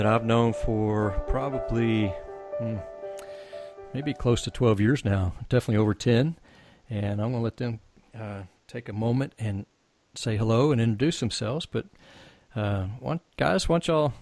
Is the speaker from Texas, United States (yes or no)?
yes; Texas, United States; we're from Texas as well